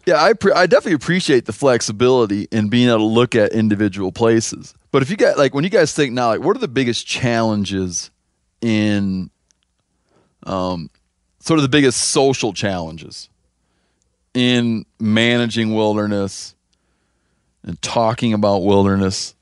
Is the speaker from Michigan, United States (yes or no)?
yes; Michigan, United States; I grew up near the Man of Sea Nas-, was now the Man of Sea Huron National Forest